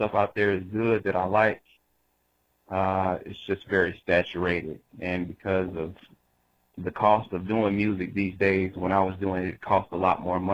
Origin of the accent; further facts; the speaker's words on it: Jackson, Mississippi, United States; I'm from Jackson, Mississippi